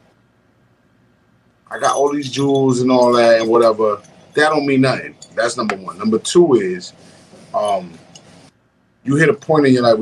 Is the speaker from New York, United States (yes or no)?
yes; New York City, New York, United States; I grew up in Harlem